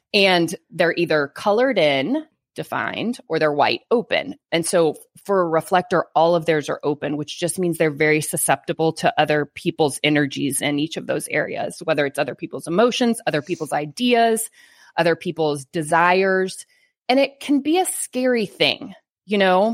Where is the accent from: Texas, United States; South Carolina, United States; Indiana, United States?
Texas, United States; Bible Belt; I live in Texas. Like, I'm from the Bible Belt